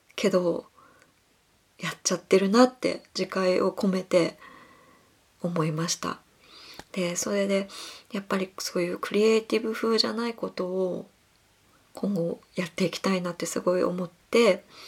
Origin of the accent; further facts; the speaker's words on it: Kumamoto, Japan; moved away as an adult; now in Tokyo, Japan; もともと私は熊本県出身で、あの、浪人生の十九歳まで熊本に育って